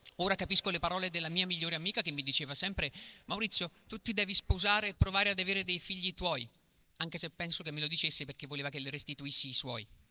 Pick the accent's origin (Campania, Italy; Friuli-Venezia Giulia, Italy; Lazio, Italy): Campania, Italy; Acerra; vengo da Cerra, che si trova a pochi rifiuti tossici da Napoli